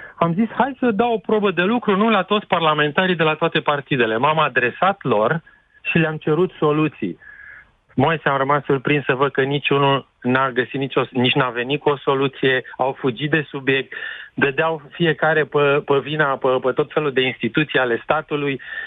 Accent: Timișoara, Timiș County, Romania; ca și Timișorean

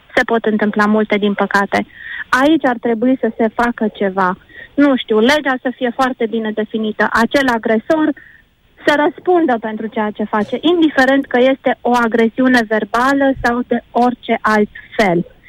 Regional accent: Romania; suntem români

